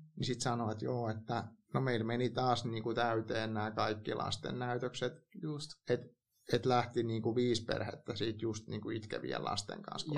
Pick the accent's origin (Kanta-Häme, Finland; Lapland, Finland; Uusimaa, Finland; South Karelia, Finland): Kanta-Häme, Finland; Hämeenlinna; mä kasvoin Hämeenlinnassa